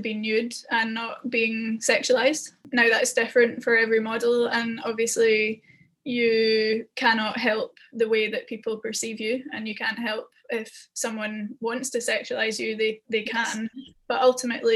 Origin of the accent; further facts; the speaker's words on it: Scotland, United Kingdom; I'm Scottish